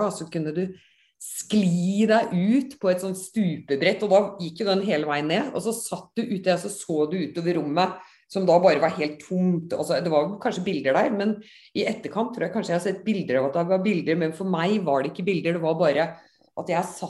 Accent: Bergen, Vestland, Norway; accent: Bergen; also born or lived in Ås; Men før jeg flyttet fra Bergen, så ble jo, da ble jo dialekten sånn som dette

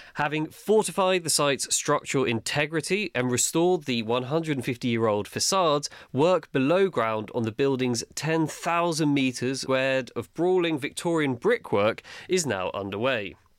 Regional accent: London, United Kingdom; as a Londoner

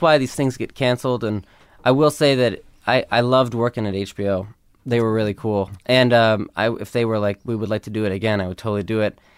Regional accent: Los Angeles, California, United States; growing up in L

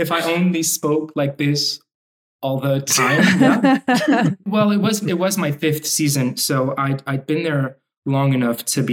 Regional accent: Montreal, Quebec, Canada; English is a second language; also born or lived in Lebanon; I was born in Lebanon, and we moved to Montreal when I was five at the tail end of the Civil War in Lebanon

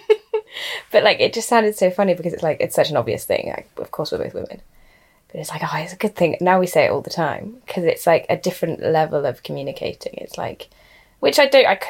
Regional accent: London, United Kingdom; I'm from London

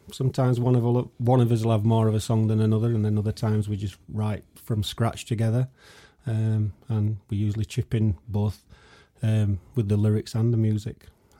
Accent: Barnsley, Yorkshire and the Humber, United Kingdom; We're from Barnsley, South Yorkshire.

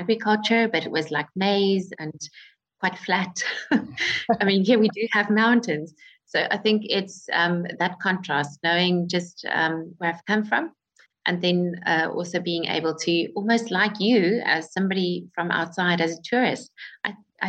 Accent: Wellington, Western Cape, South Africa; I'm a winemaker from Wellington, South Africa, a very small little town

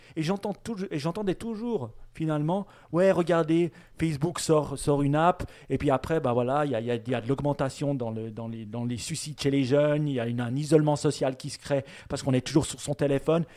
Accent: Switzerland; nous, en tant que Suisse

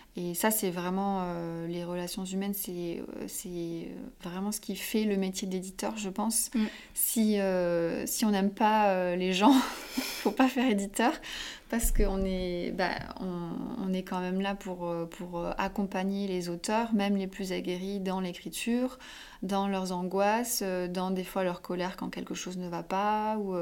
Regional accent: south of Perpignan, Occitania, France; moved away as an adult; now in Paris, France; moi, je viens du sud de Perpignan

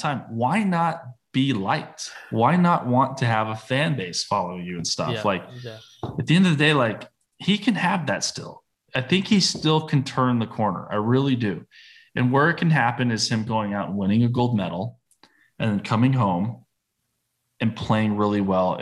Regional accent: United States; as an American

